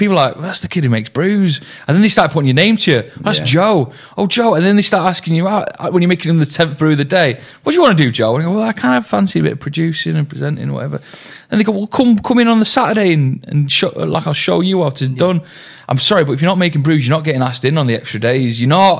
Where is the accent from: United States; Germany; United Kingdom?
United Kingdom; Manchester, North West England; also born or lived in Stockport; I'm from Stockport originally. And then I grew up in Fallowfield, though, with my mum.